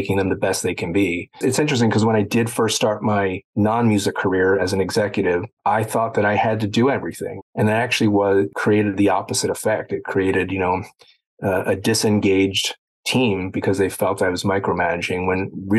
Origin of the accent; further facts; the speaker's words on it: Baltimore, Maryland, United States; I grew up in Baltimore